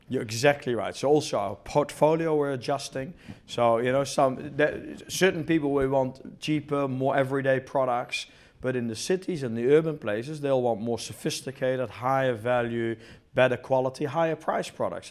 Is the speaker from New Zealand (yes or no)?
yes; New Zealand; moved away as an adult; also born or lived in Netherlands / Australia / Italy / Sweden; I was born in Holland, grew up in New Zealand, went to university in New Zealand